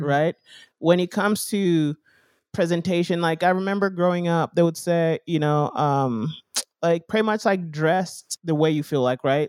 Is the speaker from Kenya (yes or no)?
yes; Kenya; now in United States; growing up in Africa, like, at least in Kenya when we're there